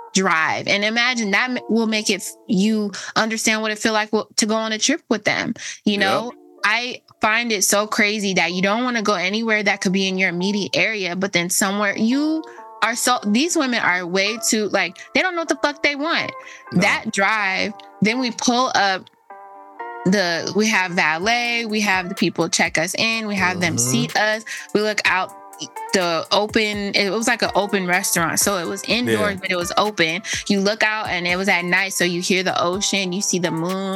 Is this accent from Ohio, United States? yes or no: no; Los Angeles, California, United States; I'm from Los Angeles